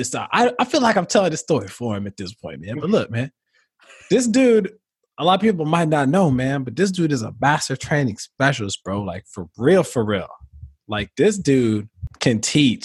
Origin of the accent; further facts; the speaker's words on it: Illinois, United States; I'm from Illinois as well